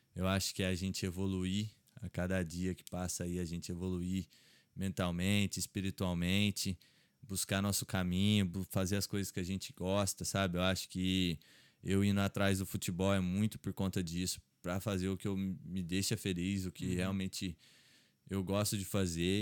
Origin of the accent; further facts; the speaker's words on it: Três Corações, Minas Gerais, Brazil; also born or lived in Poços de Caldas, Brazil; now in Ireland; eu nasci em Três Corações, aí eu morei lá até os 10 anos. Aí depois meu pai foi trabalhar em Poços de Caldas, que é uma hum. cidade ali em Minas